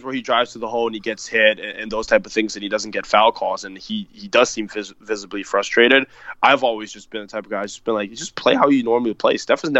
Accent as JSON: {"language": "English", "area": "Bay Area", "region": "California", "country": "United States", "tie": "born or raised there", "said": "We grew up here in the Bay Area."}